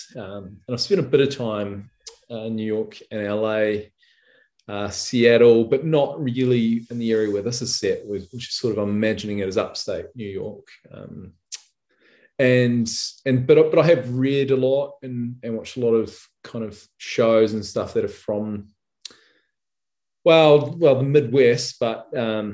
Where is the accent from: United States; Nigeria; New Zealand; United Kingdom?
New Zealand; Rotorua, Bay of Plenty; my hometown of Rotorua